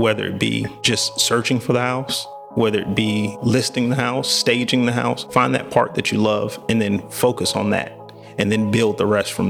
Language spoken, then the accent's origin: English; Midwest, United States; moved away as an adult; now in Raleigh, United States; I grew up in the Midwest.